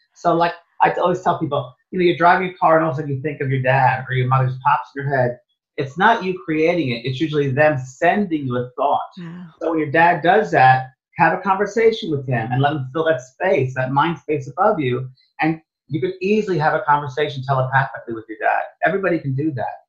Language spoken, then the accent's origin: English; New York, United States; moved away as an adult; also born or lived in San Francisco, California / Los Angeles, California; I thought I was from New York.